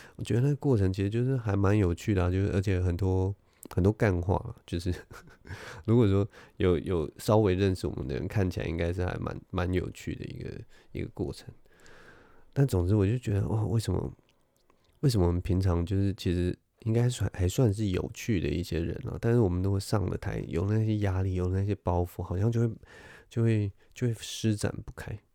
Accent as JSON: {"language": "Chinese", "country": "Taiwan", "said": "我是，我是台湾人"}